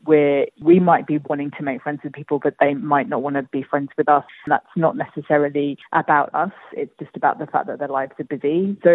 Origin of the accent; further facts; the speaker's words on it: Singapore; now in Australia; I come from Singapore